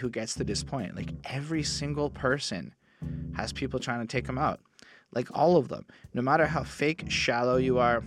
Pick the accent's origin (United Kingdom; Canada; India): Canada; Montreal, Quebec; born or raised there